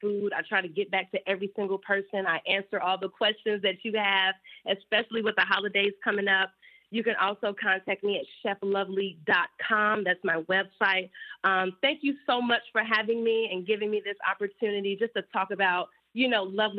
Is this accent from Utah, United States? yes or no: no; Chicago, Illinois, United States; a fellow Chicago native, the FLOTUS, our forever FLOTUS, she, you know, saw the work that I was doing in the community of Chicago, my hometown